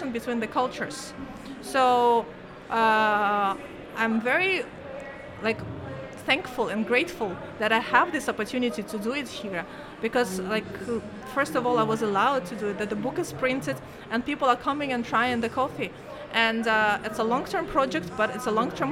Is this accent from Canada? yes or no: no; Kazakhstan; moved away as an adult; now in Oman; There is flag of Kazakhstan and flag of Oman